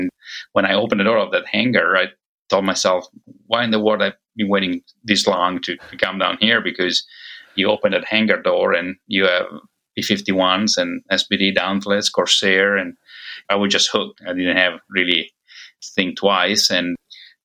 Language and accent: English; Italy; now in United States; I'm originally from Italy